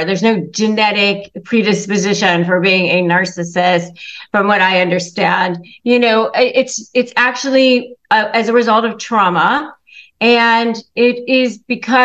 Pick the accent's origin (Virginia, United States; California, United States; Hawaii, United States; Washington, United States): Virginia, United States; Northern; I grew up in Northern Virginia